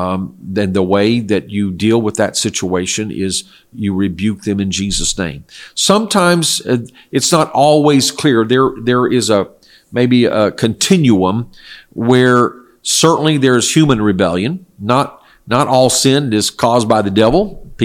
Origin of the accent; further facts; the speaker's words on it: South Korea; I grew up in Korea, where my parents were missionaries, and it was a non-Christian culture, primarily ancestor worship and shamanism, or worship of spirits of nature, Buddhism.